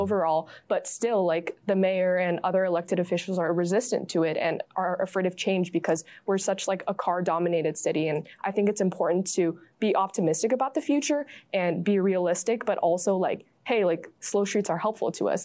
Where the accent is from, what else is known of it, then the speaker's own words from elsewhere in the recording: San Francisco, California, United States; growing up in the Bay View and the Excelsior